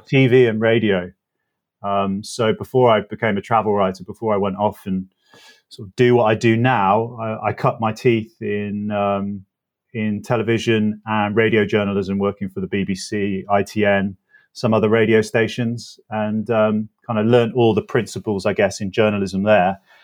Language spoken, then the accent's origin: English; North Oxfordshire, South East England, United Kingdom; moved away as an adult; a teenager growing up in North Oxfordshire